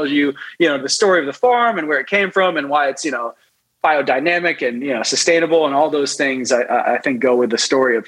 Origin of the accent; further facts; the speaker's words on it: Los Angeles, California, United States; also born or lived in New York City; I was born in New York City, 1984. And then we moved out to Los Angeles, I would say, when I was about 6 or 7